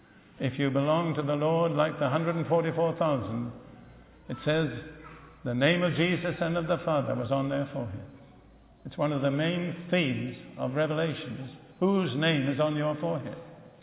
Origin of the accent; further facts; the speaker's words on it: United Kingdom; Remember, I'm as British as you are.